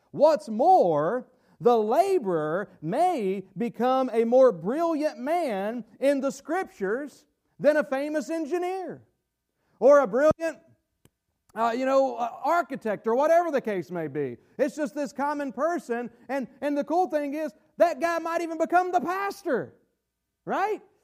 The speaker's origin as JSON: {"language": "English", "country": "United States", "said": "we are, as American Christians"}